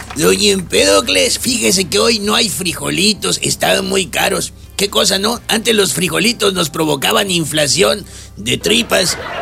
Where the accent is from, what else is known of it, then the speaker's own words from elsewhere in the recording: Sinaloa, Mexico; los sinaloeses